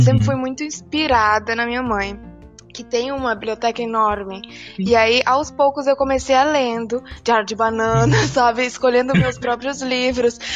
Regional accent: Palmas, Tocantins, Brazil; also born or lived in Rio Grande do Sul; eu nasci no Rio Grande do Sul, mas moro em Palmas a maior parte da minha vida

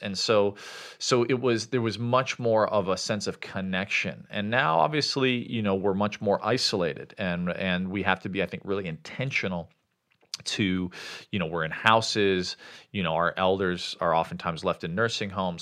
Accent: Chicago, Illinois, United States; moved away as an adult; also born or lived in Sri Lanka; where I grew up in Chicago

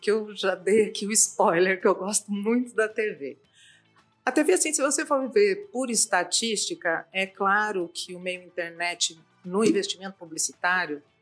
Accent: Campinas, São Paulo, Brazil; tenho uma vida ligada à agência de publicidade e propaganda, eu vim de Campinas para cá, e também na área acadêmica.

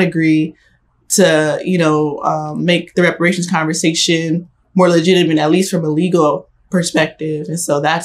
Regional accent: Los Angeles, California, United States; I grew up in South Central LA.

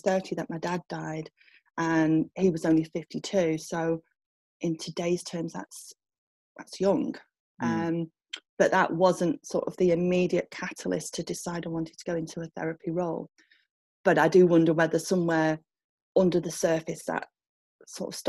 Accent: Manchester, North West England, United Kingdom; moved away as an adult; also born or lived in Leeds; now in Saddleworth, United Kingdom; I'd grown up in Manchester when I was younger

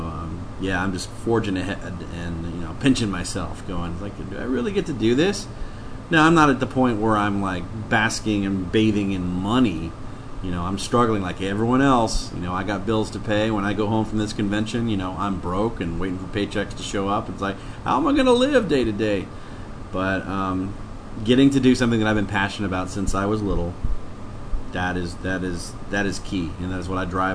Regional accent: Dallas, Texas, United States; moved away as an adult; now in Los Angeles, United States; I grew up in Dallas and was there pretty much my entire life until 4 years ago

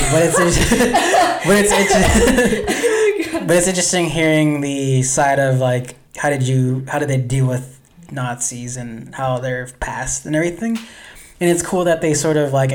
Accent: United States; I'm American.

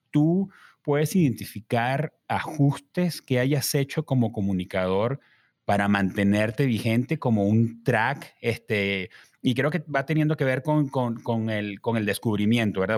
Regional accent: Caracas, Capital District, Venezuela; uno como caraqueño, yo

